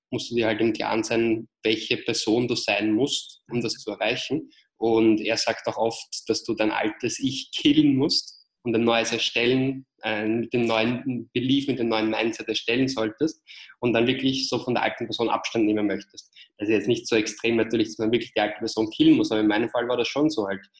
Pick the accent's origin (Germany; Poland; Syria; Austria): Austria; Vienna; accent: Austrian; wie ihr vielleicht an meinem kleinen äh, Akzent hört, bin ich ursprünglich aus Wien, aus Österreich. Ähm, habe deswegen halt auch diesen Ösi-Akzent